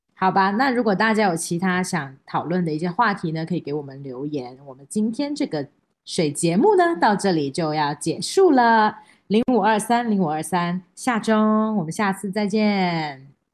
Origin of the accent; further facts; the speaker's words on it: China; 我们中国人